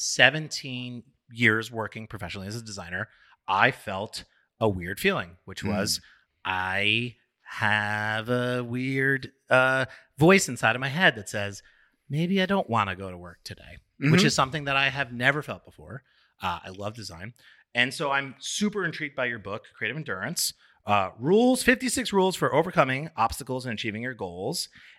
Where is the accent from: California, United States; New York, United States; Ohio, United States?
New York, United States; a lot of people come to New York, they fly here, you know, they flew here, we grew here, you know, so we're actually from New York, not technically.